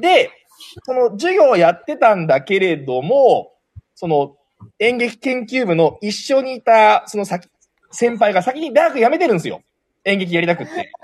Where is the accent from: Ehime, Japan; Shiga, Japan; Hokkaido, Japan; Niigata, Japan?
Niigata, Japan; 私、生まれも育ちも横越育ち、新潟県江南区横越にあります、安倍横教室という学習塾をやっております